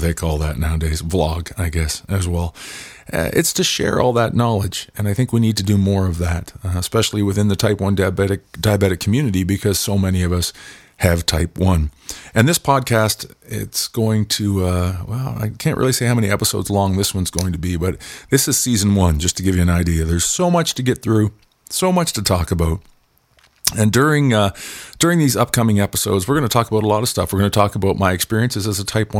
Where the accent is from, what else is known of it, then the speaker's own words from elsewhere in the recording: Pictou County, Nova Scotia, Canada; I was born and raised in Pictou County, Nova Scotia, which is on, of course, the East Coast on the Atlantic Ocean in Canada